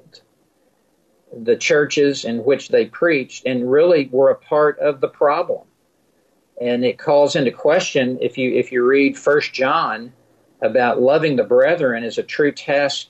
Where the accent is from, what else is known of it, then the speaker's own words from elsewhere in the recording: the South, United States; I grew up in the South. I was in Memphis the day Martin Luther King was assassinated